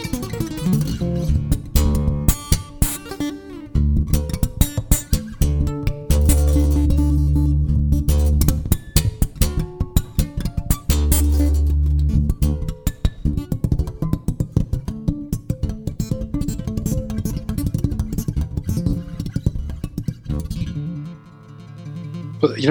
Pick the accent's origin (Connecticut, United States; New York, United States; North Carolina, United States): New York, United States; White Plains; also born or lived in Cleveland, Ohio; I'm originally from Cleveland, Ohio, but from age 5 on lived in White Plains, New York until I finished high school